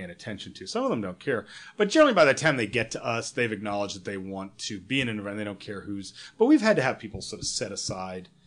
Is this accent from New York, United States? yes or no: yes; New York, United States; I'm a you know I'm from New York